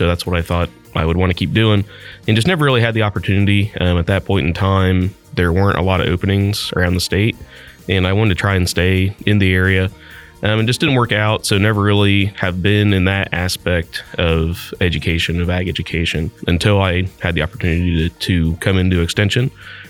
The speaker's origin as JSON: {"language": "English", "town": "Christiansburg", "region": "Ohio", "country": "United States", "tie": "born or raised there", "said": "I grew up in the Christiansburg area, actually just over the county line in Miami County. So just at the very east side of Miami County there, Miami East high school graduate."}